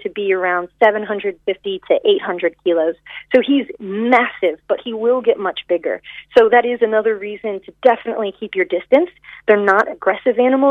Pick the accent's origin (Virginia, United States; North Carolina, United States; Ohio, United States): Virginia, United States; now in Ireland; I'm from Virginia